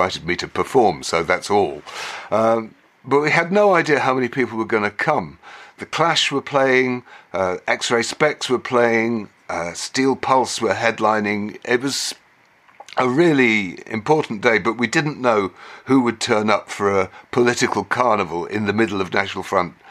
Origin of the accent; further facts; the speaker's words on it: England, United Kingdom; we were from England